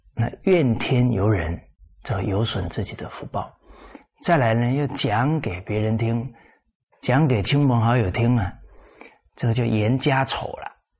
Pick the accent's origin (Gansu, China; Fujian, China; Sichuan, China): Fujian, China; 尤其我们是福建人